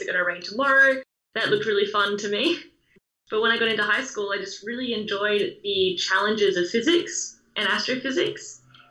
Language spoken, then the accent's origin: English; Sydney, New South Wales, Australia; I grew up on Sydney's Northern Beaches